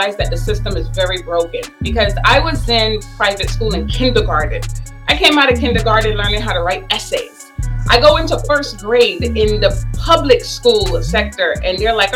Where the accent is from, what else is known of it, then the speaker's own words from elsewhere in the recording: New York, United States; also born or lived in Barbados; I grew up in Bed-Stuy.